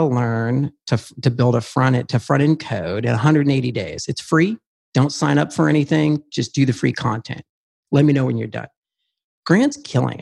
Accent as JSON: {"language": "English", "region": "Oregon", "country": "United States", "tie": "born or raised there", "said": "I grew up on a farm. I'm a redneck from Oregon"}